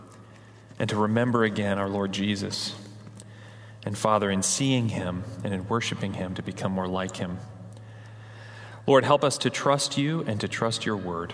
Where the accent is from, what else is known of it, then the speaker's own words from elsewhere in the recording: New England, United States; moved away; We're from New England.